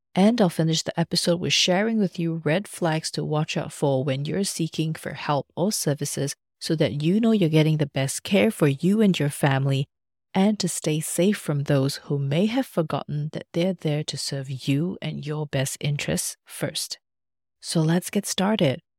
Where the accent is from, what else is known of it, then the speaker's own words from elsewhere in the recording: Malaysia; also born or lived in Australia; now in Germany; Back in my home country, Malaysia